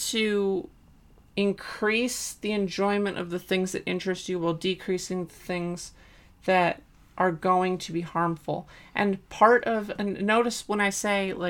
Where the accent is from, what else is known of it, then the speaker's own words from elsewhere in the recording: United States; we grew up in America